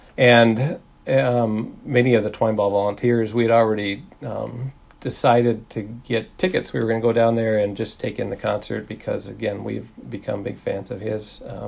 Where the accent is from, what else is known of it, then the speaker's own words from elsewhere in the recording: Darwin, Northern Territory, Australia; we're from Darwin and this is our tie to Al.